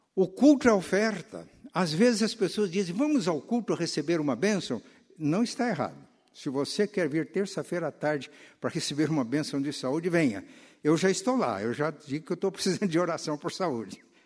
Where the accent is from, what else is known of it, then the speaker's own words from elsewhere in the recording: Minas Gerais, Brazil; moved away; mineiros lá da minha terra